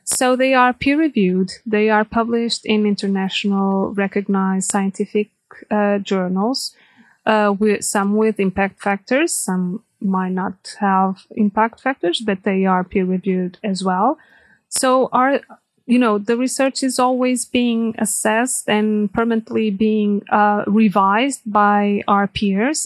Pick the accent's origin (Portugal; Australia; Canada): Portugal; moved away as an adult; also born or lived in Angola; now in Germany; I come from Portugal